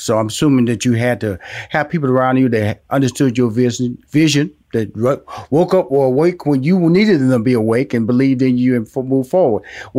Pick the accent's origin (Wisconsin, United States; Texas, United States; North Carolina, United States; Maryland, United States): Texas, United States; Houston; I'm born and raised. In fact, I was born in Fifth Ward, by the way.